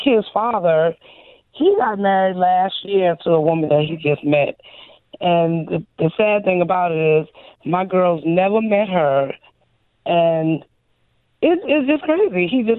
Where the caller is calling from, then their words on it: Port Wentworth, Georgia, United States; I'm calling from Port Wentworth, Georgia.